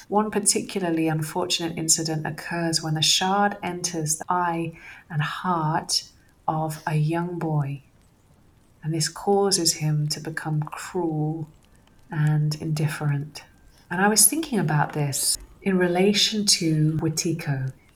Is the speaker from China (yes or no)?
no; Somerset, South West England, United Kingdom; growing up in Somerset, having uh, going out to the fields and picking um, liberty caps and eating them, that was my my teenage years